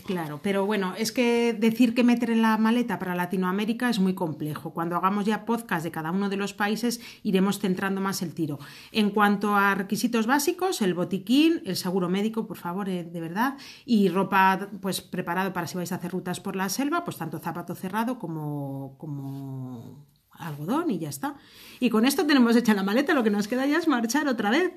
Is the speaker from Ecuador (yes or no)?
no; Valladolid, Castile and León, Spain; somos de Valladolid, España